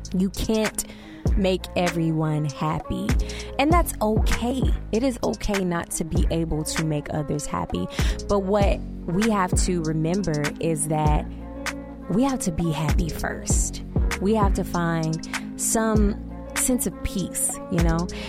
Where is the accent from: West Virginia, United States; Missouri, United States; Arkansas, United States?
Arkansas, United States; Little Rock; moved away as an adult; also born or lived in Malvern, Arkansas / Hot Springs, Arkansas / Jonesboro, Arkansas; now in Tulsa, United States; my hometown in Little Rock